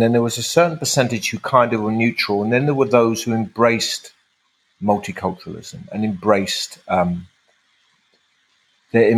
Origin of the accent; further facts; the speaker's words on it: London, United Kingdom; I was raised in Tower Hamlets